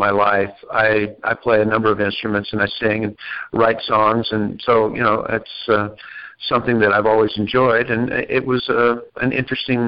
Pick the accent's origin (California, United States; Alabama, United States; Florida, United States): Florida, United States; Orlando; moved away as an adult; also born or lived in Asheville, North Carolina / Apple Valley, Minnesota; now in Chicago, United States; I was born in Asheville, North Carolina, and grew up in Orlando, Florida, actually, but moved to Minneapolis in my 20s and lived there for a long time before I moved to Chicago